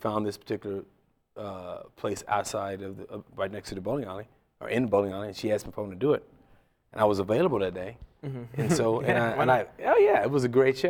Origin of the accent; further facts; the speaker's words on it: Ohio, United States; my hometown in Ohio